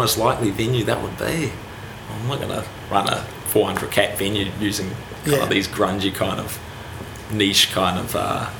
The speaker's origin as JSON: {"language": "English", "region": "Wellington", "country": "New Zealand", "tie": "born or raised there", "also_born_or_lived": "Palmerston North", "said": "So I'm Wellington. You're a Wellingtonian? Yeah, Wellington High School, Eastern Suburbs."}